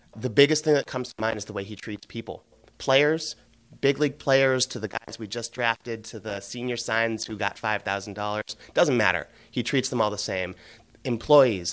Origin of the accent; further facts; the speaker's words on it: Cleveland, Ohio, United States; moved away as an adult; also born or lived in Boston; I grew up in Cleveland in the mid-nineties with the Indians